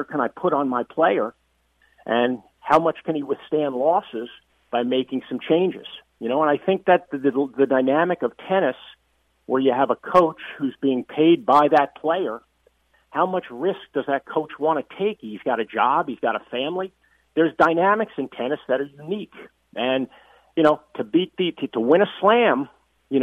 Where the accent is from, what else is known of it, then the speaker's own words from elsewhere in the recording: United States; as an American